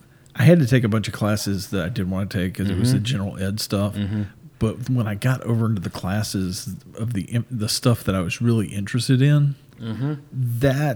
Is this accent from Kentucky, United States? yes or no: yes; Kentucky, United States; we're from Kentucky.